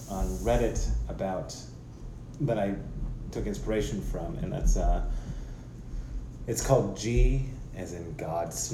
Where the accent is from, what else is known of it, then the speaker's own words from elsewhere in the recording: United States; I can only speak as an American